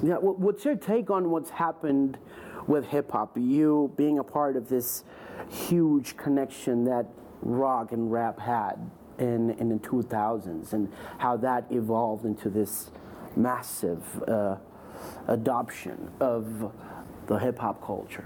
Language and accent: English; South Florida, United States; I was brought up in South Florida